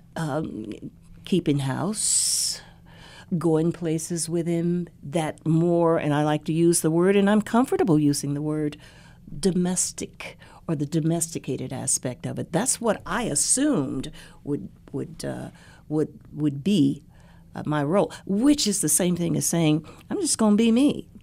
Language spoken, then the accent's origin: English; Dayton, Ohio, United States; Dayton, Ohio is uh, is my hometown